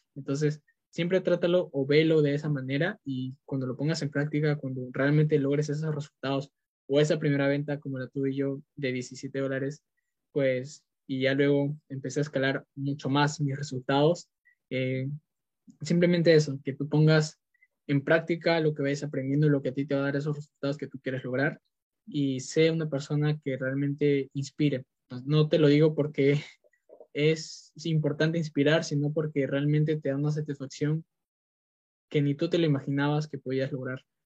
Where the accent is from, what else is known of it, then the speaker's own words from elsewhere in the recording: Peru; soy de Perú